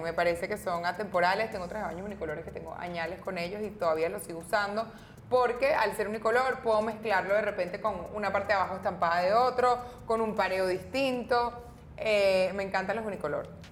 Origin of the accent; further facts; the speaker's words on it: Venezuela; como latinoamericanas o como venezolanas